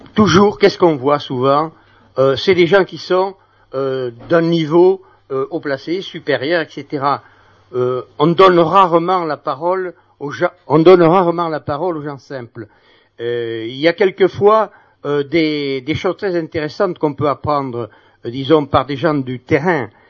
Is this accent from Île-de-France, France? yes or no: no; Bayonne, Nouvelle-Aquitaine, France; now in Caen, France; je suis originaire de Bayonne.